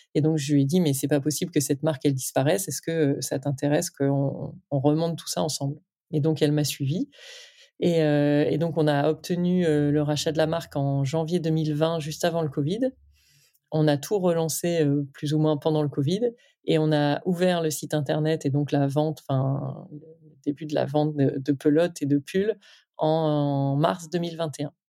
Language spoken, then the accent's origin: French; Lille, Hauts-de-France, France; je viens de Lille, euh, avec une grosse tradition textile dans le nord